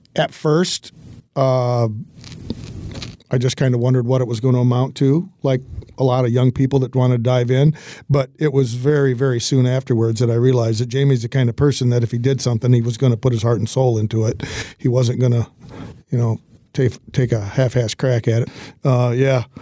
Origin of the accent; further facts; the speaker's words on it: Hillsdale, Michigan, United States; I'm from Hillsdale